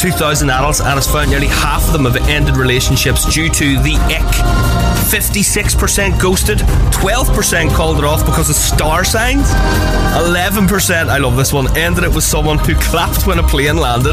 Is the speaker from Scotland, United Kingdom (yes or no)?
no; Belfast, Northern Ireland, United Kingdom; that's where I grew up